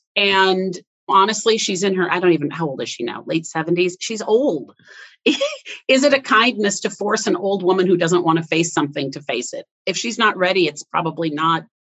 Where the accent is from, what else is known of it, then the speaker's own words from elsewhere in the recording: Iowa, United States; moved away; also born or lived in Wisconsin; We were born in the same state, but then I had I had moved. I grew up actually in Iowa not Wisconsin. Uh, part of my childhood was in Iowa, part of or Wisconsin, part was in Iowa.